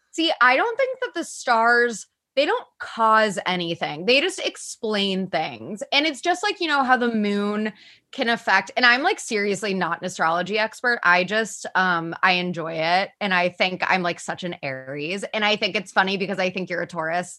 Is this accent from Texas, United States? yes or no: no; Cincinnati, Ohio, United States; I'm from Cincinnati and I grew up watching the Cincinnati Bengals